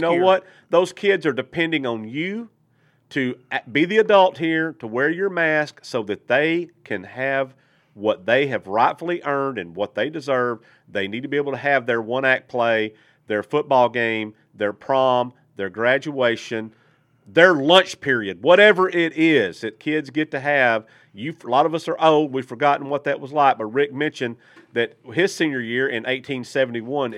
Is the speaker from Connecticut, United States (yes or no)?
no; Malakoff, Texas, United States; now in Arkansas, United States; my little tiny little hometown team in Texas